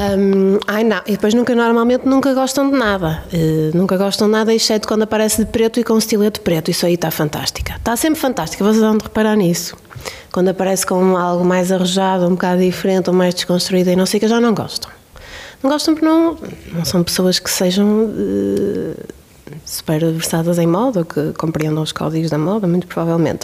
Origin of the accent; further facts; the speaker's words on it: Bairrada, Centro, Portugal; Eu cresci numa, numa família, na Bairrada